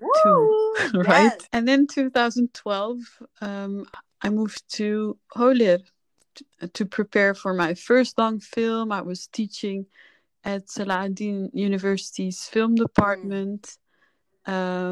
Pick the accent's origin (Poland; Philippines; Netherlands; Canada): Netherlands; moved away as an adult; also born or lived in Paris, France / Kurdistan / Los Angeles, United States / Egypt; I grew up in the Netherlands from 2 on.